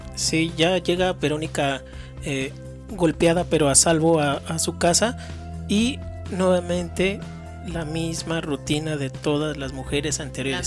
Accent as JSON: {"language": "Spanish", "country": "Mexico", "said": "como, como mexicanos"}